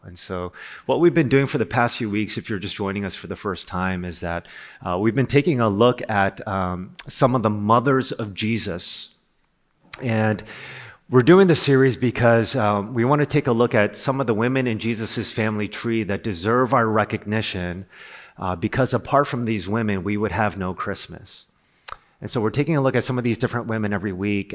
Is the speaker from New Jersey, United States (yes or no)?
yes; Rutherford, New Jersey, United States; I'm from Rutherford, New Jersey.